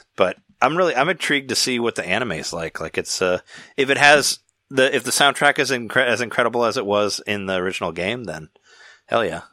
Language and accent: English; Peoria, Illinois, United States; where I grew up in Peoria, we had a we had Showbiz Pizza